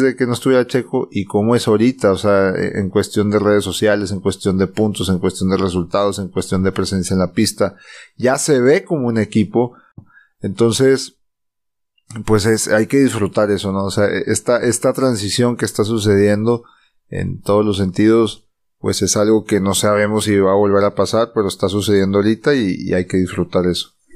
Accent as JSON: {"language": "Spanish", "country": "Mexico", "said": "somos mexicanos y latinos"}